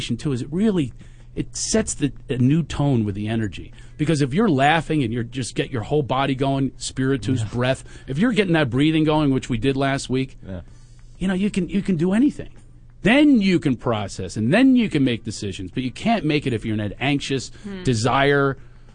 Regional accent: Philadelphia, Pennsylvania, United States; I am from Philadelphia and I have a bad accent

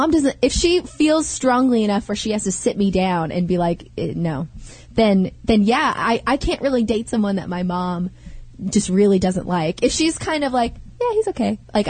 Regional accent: Salinas, California, United States; born or raised there; moved away

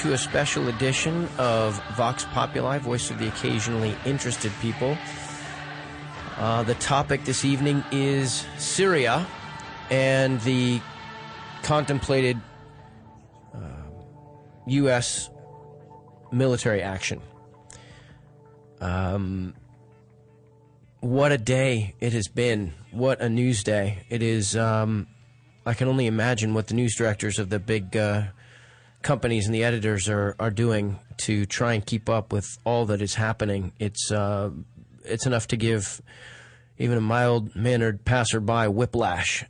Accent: United States; as a citizen and as an American

